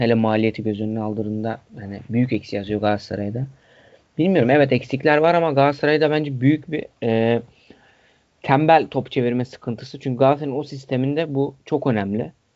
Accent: Hatay, Turkey; Benim memleketim oluyor.

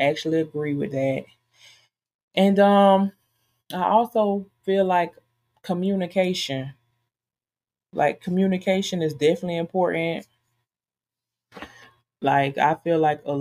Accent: United States; I was born and raised in America, so African-American woman

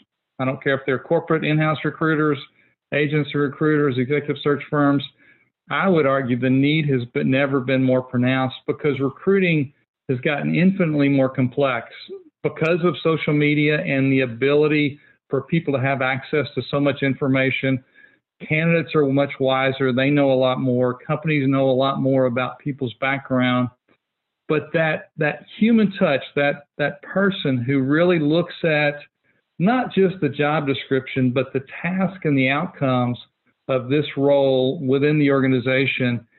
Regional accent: Fort Worth, Texas, United States; I'm a local guy. I grew up in Fort Worth, never strayed very far from home.

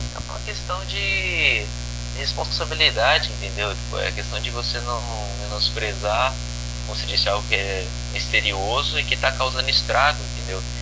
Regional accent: Brazil; eu sou brasileiro

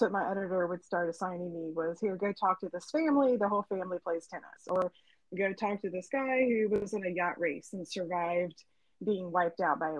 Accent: Suffolk, Virginia, United States; moved away as an adult; now in Alabama, United States; I'm originally from Suffolk, Virginia, which is in the east corner of the state. And I lived in Virginia most of my life

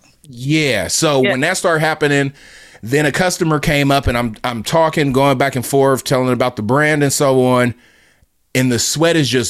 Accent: Southern California, United States; moved away; growing up in Southern California

